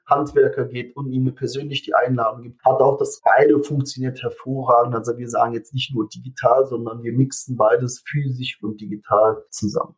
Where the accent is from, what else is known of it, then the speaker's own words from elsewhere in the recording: Germany; bei uns in Deutschland